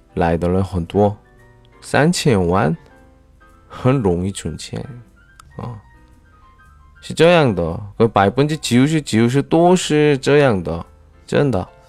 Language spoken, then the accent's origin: Chinese; South Korea; 我是来自韩国的外教